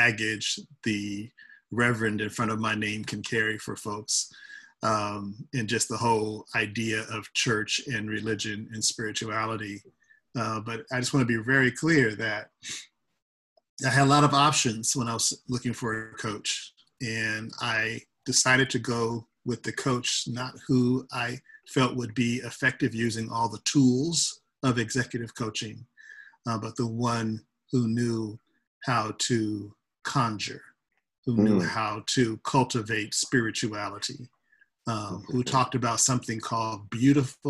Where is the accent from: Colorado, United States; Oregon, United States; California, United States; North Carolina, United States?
California, United States; Los Angeles; moved away as an adult; now in San Francisco Bay Area, United States; I hail from Los Angeles, California, where I spent half my life, my childhood and my college years